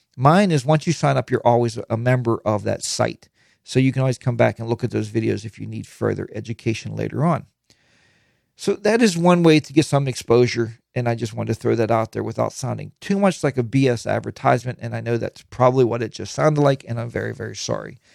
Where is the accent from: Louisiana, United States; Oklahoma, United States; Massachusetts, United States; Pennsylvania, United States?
Pennsylvania, United States; Pittsburgh; I'm from Pittsburgh.